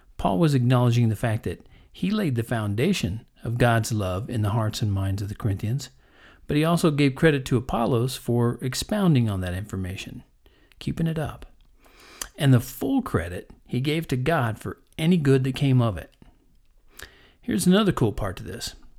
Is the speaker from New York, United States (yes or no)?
no; Texas, United States; also born or lived in Kansas; growing up in Texas and Kansas